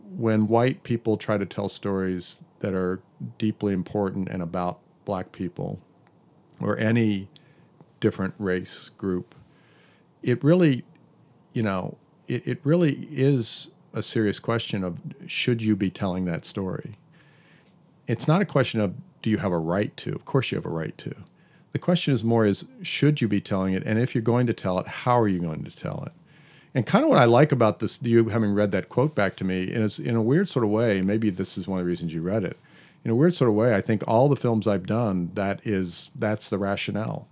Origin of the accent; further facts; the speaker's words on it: Hampton, Virginia, United States; moved away; my hometown in Hampton, Virginia